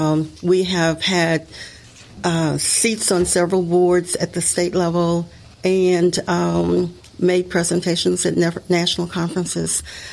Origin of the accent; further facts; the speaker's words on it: Maury County, Tennessee, United States; moved away; I was born and raised here in Maury County. I came back, I was gone for 30 years. I came back 20 years ago.